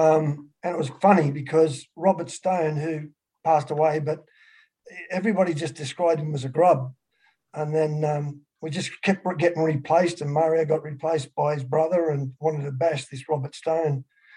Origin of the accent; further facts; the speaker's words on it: Lake Illawarra, New South Wales, Australia; also born or lived in Narrabri; I moved from Narrabri when I was 2 and lived down the south coast, a place called Lake Illawarra.